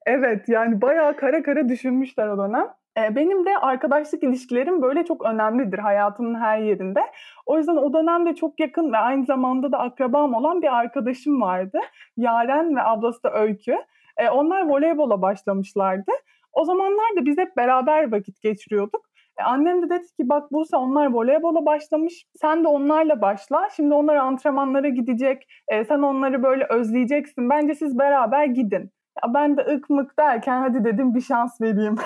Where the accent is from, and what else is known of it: İzmir, Turkey